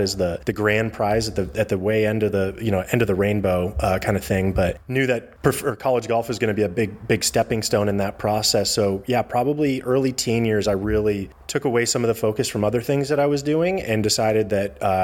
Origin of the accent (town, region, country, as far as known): Eugene, Oregon, United States; born or raised there; also born or lived in Chicago area, Illinois; now in Portland, United States